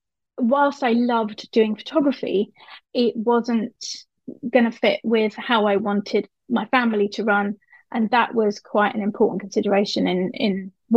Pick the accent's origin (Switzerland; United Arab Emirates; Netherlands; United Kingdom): United Arab Emirates; Dubai; also born or lived in Cyprus; So I grew up in Dubai and Cyprus. So my secondary school years were in Cyprus.